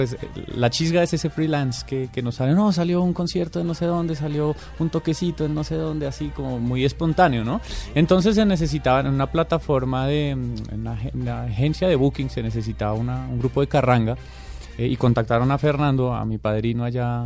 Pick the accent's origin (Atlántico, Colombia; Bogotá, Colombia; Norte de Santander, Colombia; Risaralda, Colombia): Bogotá, Colombia; somos tres rolos y un laboyano